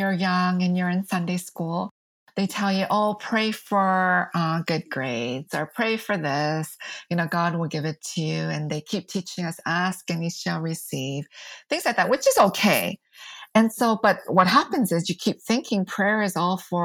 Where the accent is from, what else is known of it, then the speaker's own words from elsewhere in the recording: United States; I'm Asian American